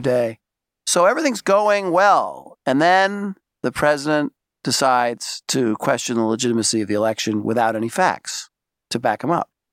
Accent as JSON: {"language": "English", "town": "New York City", "region": "New York", "country": "United States", "said": "I'm from Brooklyn"}